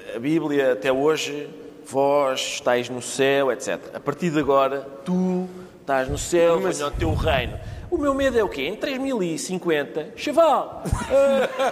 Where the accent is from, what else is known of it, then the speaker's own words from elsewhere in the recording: Portugal; eu sou português